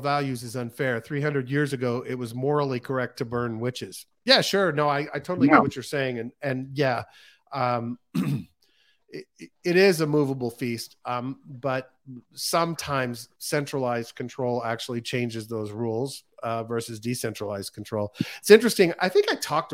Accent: United States; being an American

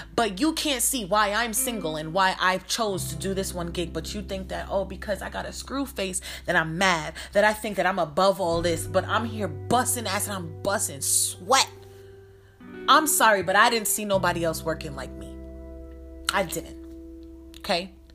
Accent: New York, United States; moved away; I'm from New York and now I live in the desert

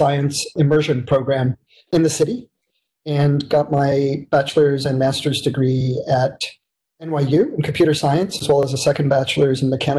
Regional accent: New York City, New York, United States; grew up in one of the biggest cities in the world from the get-go, New York City, and I'm a Brooklyn boy. I grew up in Brooklyn Heights and really took advantage of the city.

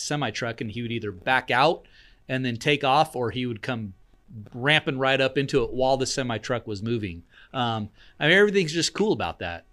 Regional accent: Jacksonville, United States; I grew up in Jacksonville.

